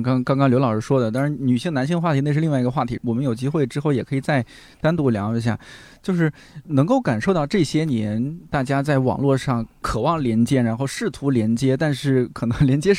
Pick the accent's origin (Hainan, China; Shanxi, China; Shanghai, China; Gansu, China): Shanxi, China; a county town near Taiyuan; moved away; 咱们家乡、咱们这个县城，它的教育就是不行